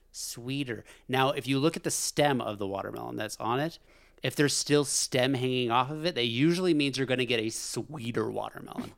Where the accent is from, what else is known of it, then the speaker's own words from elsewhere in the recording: Alaska, United States; growing up in Alaska